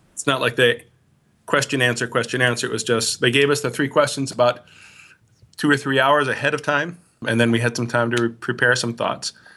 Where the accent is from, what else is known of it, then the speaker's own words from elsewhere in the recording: Milwaukee, Wisconsin, United States; also born or lived in Minnesota; I grew up in the Greater Milwaukee Synod area, born in Minnesota, but then as a young child moved here, uh, and went to high school here in this, uh, synod